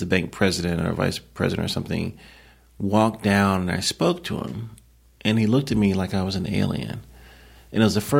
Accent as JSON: {"language": "English", "town": "Lynchburg", "region": "Virginia", "country": "United States", "tie": "born or raised there", "said": "He trained five blocks down the street from where I grew up in Lynchburg, Virginia."}